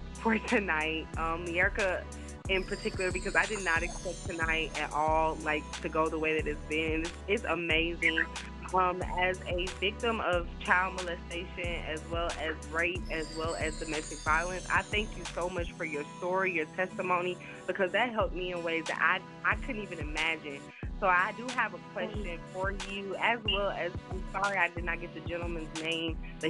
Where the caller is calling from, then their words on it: Atlanta, Georgia, United States; I am calling from Atlanta, Georgia.